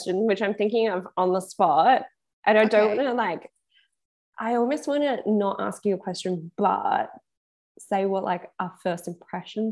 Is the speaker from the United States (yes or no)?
no; Perth, Western Australia, Australia; we're both from Perth. We're both the same age.